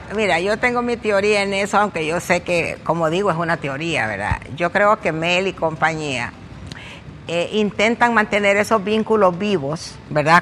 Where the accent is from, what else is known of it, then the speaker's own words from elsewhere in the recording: Honduras; soy hondureña